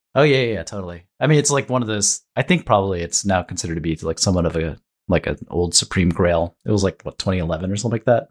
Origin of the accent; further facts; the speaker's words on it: Ohio, United States; I grew up in Ohio